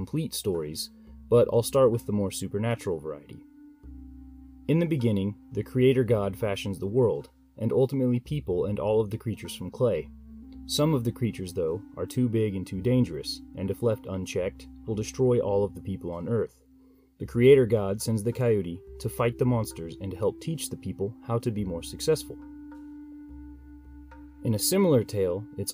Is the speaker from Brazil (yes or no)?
no; United States; as an American